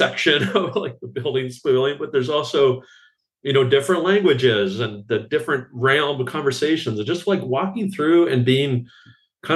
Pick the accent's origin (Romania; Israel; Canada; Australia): Canada; I'm Canadian